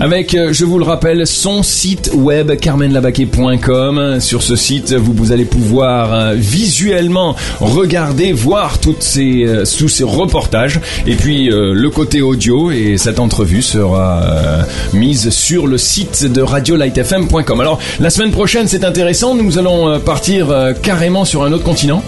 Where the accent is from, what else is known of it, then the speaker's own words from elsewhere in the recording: France; now in Lebanon; en tant que Français